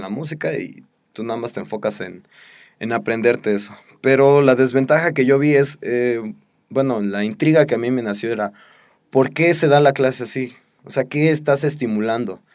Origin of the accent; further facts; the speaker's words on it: Mexico; nuestra sociedad como mexicanos